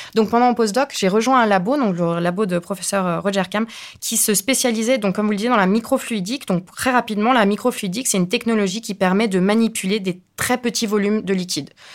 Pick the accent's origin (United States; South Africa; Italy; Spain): Spain; now in France; je suis espagnole